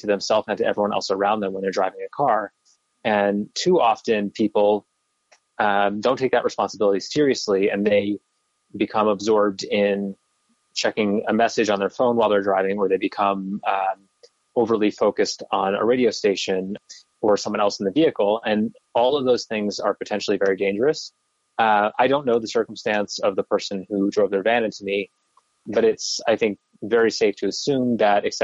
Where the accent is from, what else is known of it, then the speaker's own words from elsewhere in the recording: New York City, New York, United States; I grew up in Brooklyn